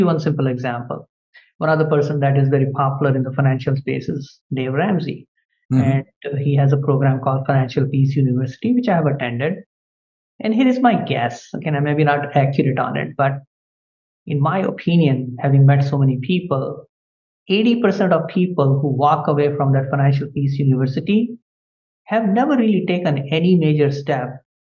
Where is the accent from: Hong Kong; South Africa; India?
India; moved away as an adult; now in United States; I was born in India and my parents were quite poor.